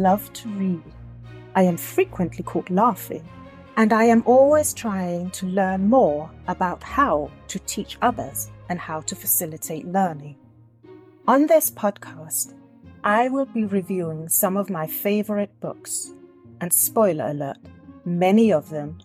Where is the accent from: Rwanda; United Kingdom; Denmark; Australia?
Denmark; my hometown, which is in Denmark